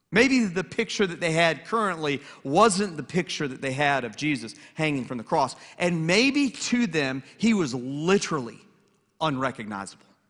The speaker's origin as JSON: {"language": "English", "town": "Atlanta", "region": "Georgia", "country": "United States", "tie": "born or raised there", "also_born_or_lived": "Lynchburg, Virginia", "moved": "yes", "lives_now": "Hilton Head Island, United States", "said": "I grew up in Atlanta, and I'm a huge Atlanta sports fan"}